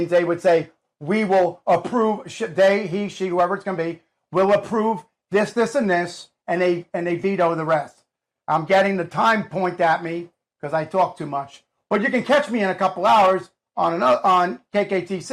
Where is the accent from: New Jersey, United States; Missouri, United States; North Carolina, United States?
New Jersey, United States; the state of New Jersey, my home state.